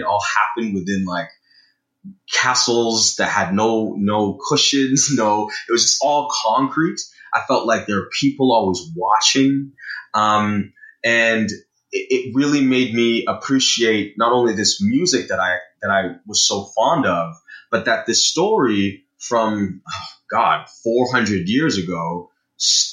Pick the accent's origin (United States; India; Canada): Canada; Brampton, Ontario; growing up in Brampton